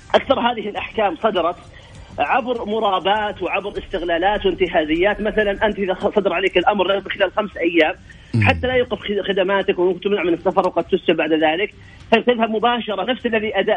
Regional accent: Saudi Arabia; عندنا في السعوديه

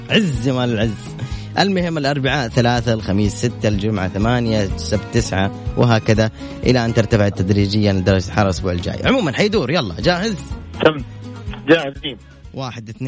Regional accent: Taif, Makkah Province, Saudi Arabia; ونحن والله بأهل الطائف

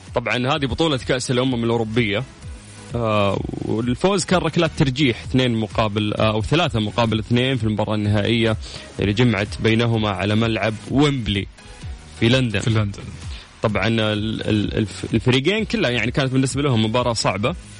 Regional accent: Saudi Arabia; عندنا في السعودية

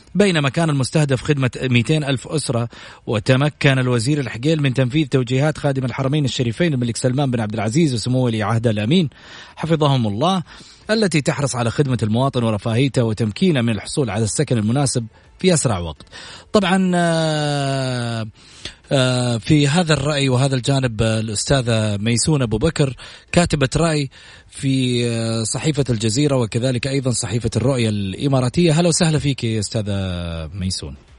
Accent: Saudi Arabia

